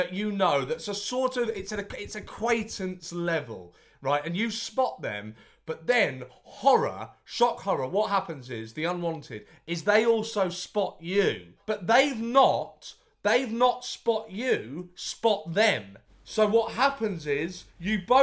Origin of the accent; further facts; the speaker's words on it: London, United Kingdom; I'm one of those awful London people